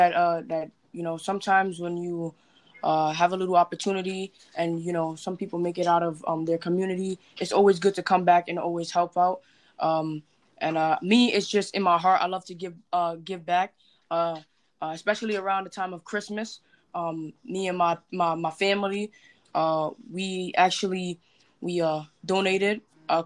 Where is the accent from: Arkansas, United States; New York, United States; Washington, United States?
New York, United States; New York City; I'm from the Bronx, New York